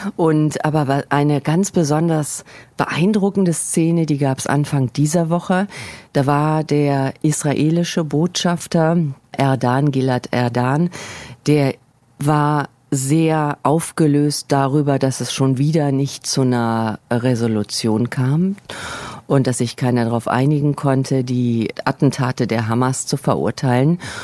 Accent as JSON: {"language": "German", "country": "Germany", "moved": "yes", "lives_now": "New York, United States", "said": "als Deutsche"}